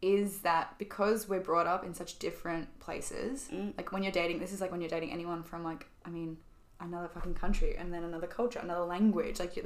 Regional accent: Australia; moved away as an adult; now in Paris, France; we're coming from Australia

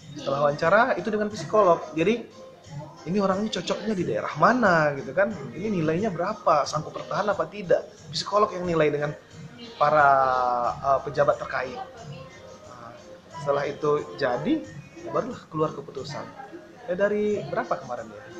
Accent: Padang, West Sumatra, Indonesia; moved away as an adult; now in Ketapang, Indonesia; saya dari Sumatera Barat ya, dari Padang

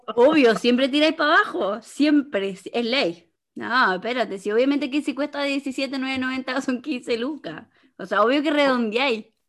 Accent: Chile; como cultura chilena

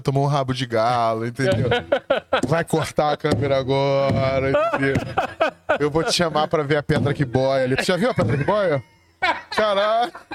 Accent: Rio de Janeiro, Brazil; eu sou nascido e criado na Zona Sul, no Leme

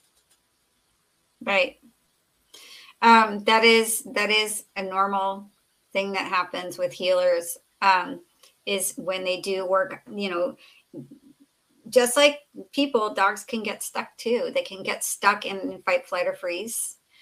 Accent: Southern California, United States; I grew up in Southern California

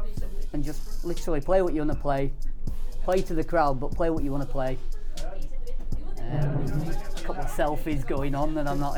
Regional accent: Yorkshire and the Humber, United Kingdom; Okay. I'm from Yorkshire.

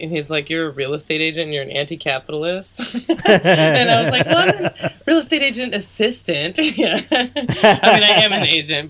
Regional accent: United States; I'm an American.

